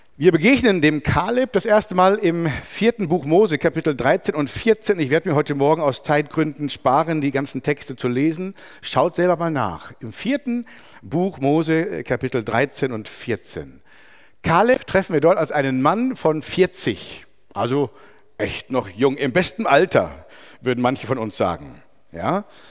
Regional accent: Merano, Trentino-Alto Adige, Italy; in einem katholischen Kloster bei uns in Meran

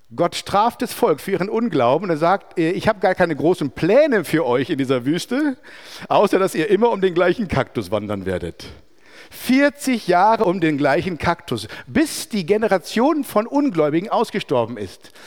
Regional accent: Merano, Trentino-Alto Adige, Italy; in einem katholischen Kloster bei uns in Meran

